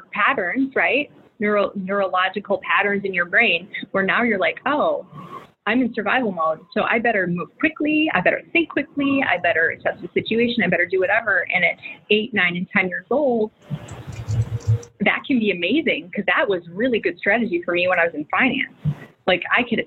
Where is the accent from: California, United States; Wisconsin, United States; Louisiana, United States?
Wisconsin, United States; Milwaukee; we moved to the north side of Milwaukee in the ghetto.